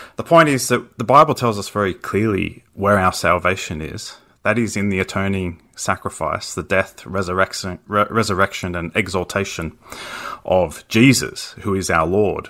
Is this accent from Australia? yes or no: yes; Australia; as an Australian